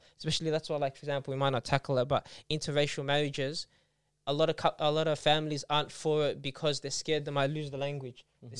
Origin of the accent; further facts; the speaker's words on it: Australia; we say like Australian Muslim, or I'm Australian and then I'm Lebanese